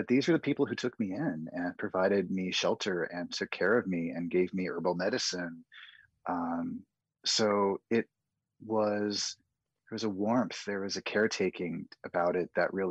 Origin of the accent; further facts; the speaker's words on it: the Northwest, Pacific Northwest, United States; Growing up in the Northwest